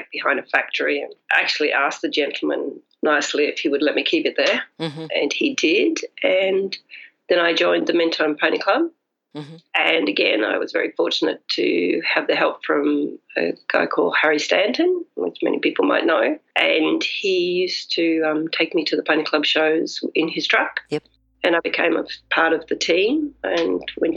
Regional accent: England, United Kingdom; moved away; I'm actually English, so I learned to ride in England.

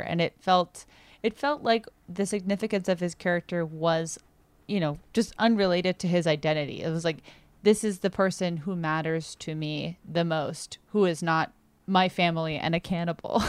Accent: United States; I am such an American doofus

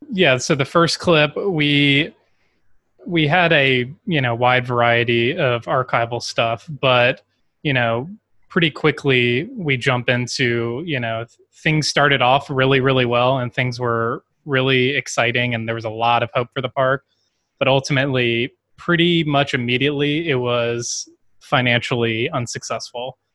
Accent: Baton Rouge, Louisiana, United States; also born or lived in New Orleans; I grew up in Baton Rouge, Louisiana, my entire life

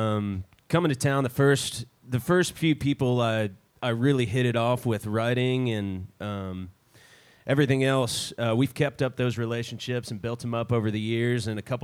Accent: Roswell, Georgia, United States; now in Nashville, United States; I'm from north side of Atlanta, a town up there called Roswell.

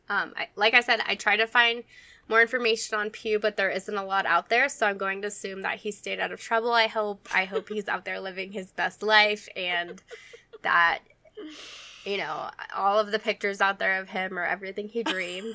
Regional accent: Denver, Colorado, United States; I'm from Denver

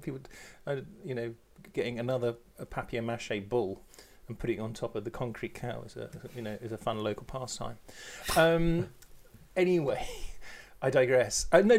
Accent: Bedford, East of England, United Kingdom; I was brought up in Bedford, which is not far from there

